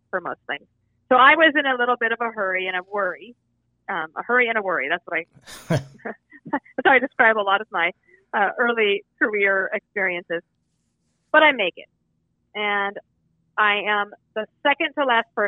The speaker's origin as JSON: {"language": "English", "region": "Colorado", "country": "United States", "tie": "born or raised there", "also_born_or_lived": "Wyoming", "moved": "as an adult", "said": "I was born in Wyoming, but grew up in Colorado."}